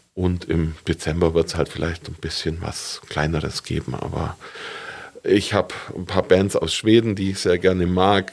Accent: Stettenhofen, Bavaria, Germany; now in Augsburg, Germany; ich komme eigentlich vom Land, ich bin in Stettenhofen aufgewachsen

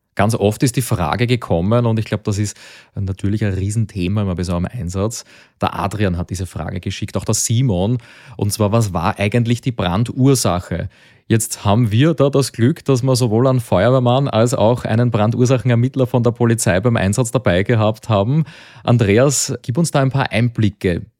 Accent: Lower Austrian, Austria; Als Niederösterreicher

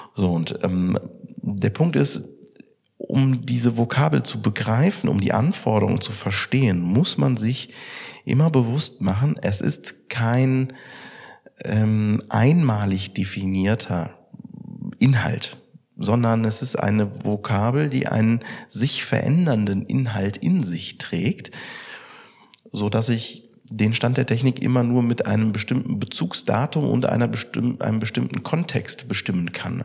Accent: Germany; bei uns in Deutschland

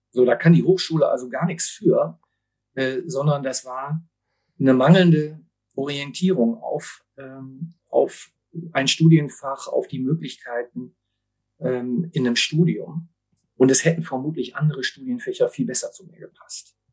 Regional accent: Essen, North Rhine-Westphalia, Germany; ich bin aber gebürtiger Essener

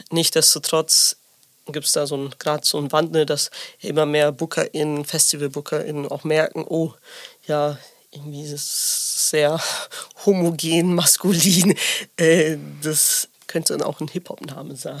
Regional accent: near Bielefeld, North Rhine-Westphalia, Germany; also born or lived in Sicily; ich komme aus der Nähe von Bielefeld

